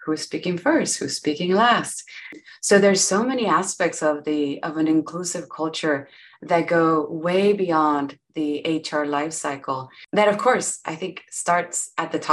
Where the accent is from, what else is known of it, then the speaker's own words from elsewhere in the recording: Monterrey, Nuevo León, Mexico; first language Spanish; English is a second language; now in Austin, United States; I am from Monterrey, Mexico